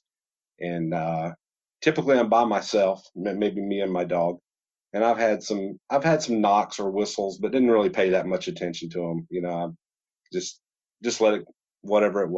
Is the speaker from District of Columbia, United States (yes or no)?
no; Georgia, United States; now in Alaska, United States; growing up in Georgia